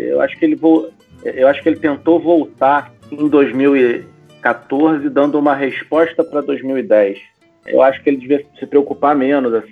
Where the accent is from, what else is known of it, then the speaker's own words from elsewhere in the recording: Rio de Janeiro, Brazil; Olha que eu sou carioca.